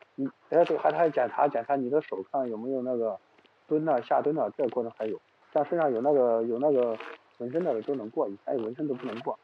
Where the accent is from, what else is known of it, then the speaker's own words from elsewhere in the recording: Xuchang, Henan, China; 我是河南人嘛，河南许昌人，打工有十，十几年打工经历了